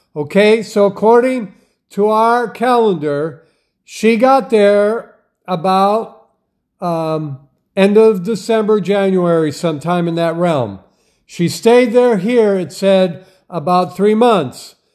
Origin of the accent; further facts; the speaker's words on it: Wisconsin, United States; I grew up in Wisconsin